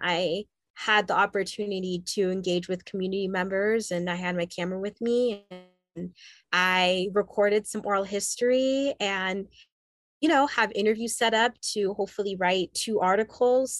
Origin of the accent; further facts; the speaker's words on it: Southern California, United States; also born or lived in Haiti; I w- have grown up and lived for most of my life in Southern California.